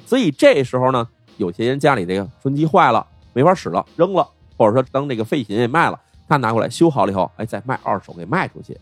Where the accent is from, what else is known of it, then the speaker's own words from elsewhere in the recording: Beijing, China; moved away as an adult; now in Chengdu, China; 作为一个北京人